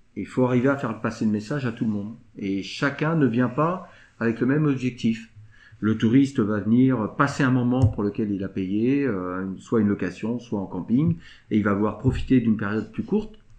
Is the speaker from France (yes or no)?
yes; Saint-Lunaire, Brittany, France; also born or lived in Pleurtuit; je suis natif de Saint-Lunaire, je n'ai pas toujours habité à Saint-Lunaire. Je suis revenu en 2014